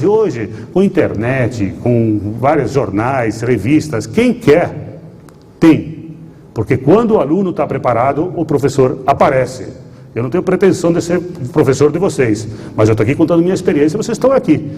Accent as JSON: {"language": "Portuguese", "town": "Nova Bassano", "region": "Rio Grande do Sul", "country": "Brazil", "tie": "born or raised there", "accent": "gaúcho misturado com italiano", "said": "Nova Bassano, que é onde eu nasci"}